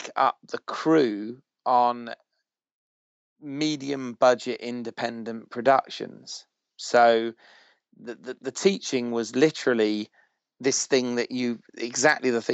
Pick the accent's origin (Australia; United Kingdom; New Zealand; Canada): United Kingdom; Bournemouth, South West England; also born or lived in United States; I'm from Bournemouth